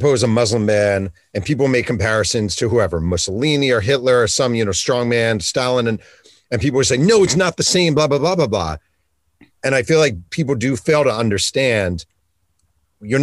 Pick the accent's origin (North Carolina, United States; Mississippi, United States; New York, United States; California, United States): New York, United States; New York City; I'm from New York. I'm a native New Yorker.